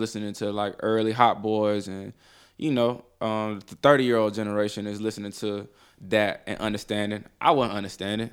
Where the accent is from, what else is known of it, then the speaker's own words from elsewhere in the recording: Columbus, Mississippi, United States; also born or lived in Detroit, Michigan; now in Atlanta, United States; I'm from, uh, Columbus, Mississippi. I was born in Detroit, Michigan